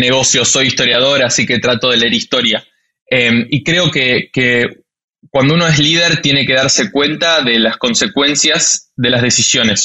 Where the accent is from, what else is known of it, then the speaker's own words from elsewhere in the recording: Argentina; soy argentino